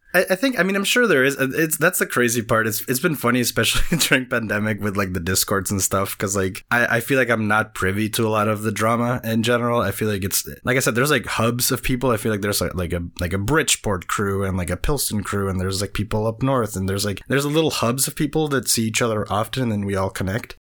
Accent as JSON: {"language": "English", "country": "Venezuela", "tie": "born or raised there", "second_language": "English", "moved": "as an adult", "lives_now": "United States", "said": "I was born in Venezuela. I grew up there. That's where I'm from. I moved to the U S in twenty ten. I was twenty-one"}